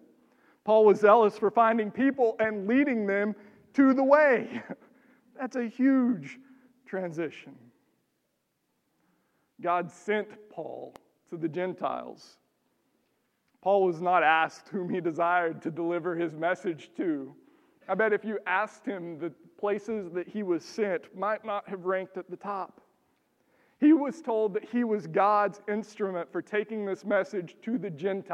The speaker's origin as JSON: {"language": "English", "region": "Texas", "country": "United States", "tie": "born or raised there", "moved": "as an adult", "lives_now": "Minnesota, United States", "said": "I grew up in Texas."}